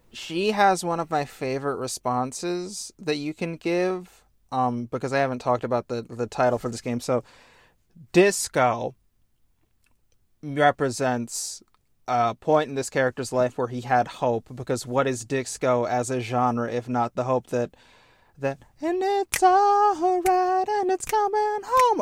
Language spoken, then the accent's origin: English; United States; I'm black and from America